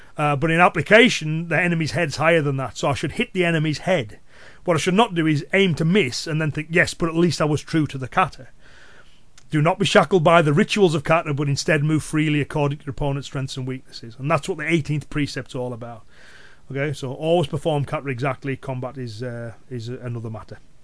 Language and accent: English; Cumbria, North West England, United Kingdom; accent: Cumbrian; my Cumbrian accent and local dialect